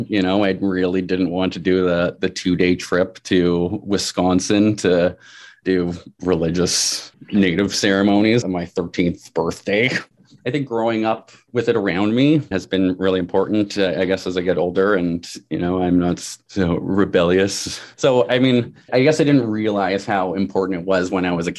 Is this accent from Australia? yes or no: no; Toronto, Ontario, Canada; an Indigenous European mixed growing up in Little Italy